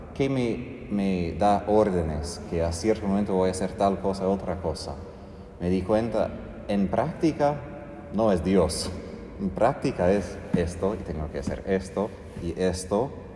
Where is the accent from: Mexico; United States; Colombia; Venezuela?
United States; moved away; como norteamericano